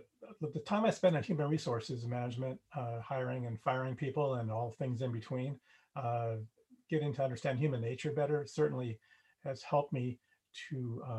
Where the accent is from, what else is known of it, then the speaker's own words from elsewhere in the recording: Los Angeles, California, United States; Born and raised in the San Fernando Valley in Southern California.